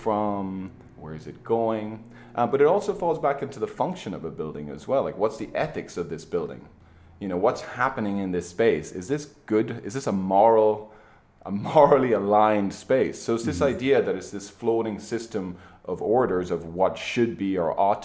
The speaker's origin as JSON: {"language": "English", "country": "Ireland", "moved": "yes", "lives_now": "United States", "said": "I'm an Irishman myself"}